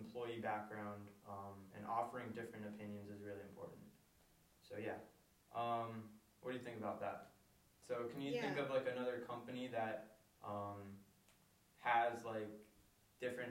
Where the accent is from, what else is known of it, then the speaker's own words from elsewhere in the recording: Pennsylvania, United States; I was born here and I was raised in America, in Pennsylvania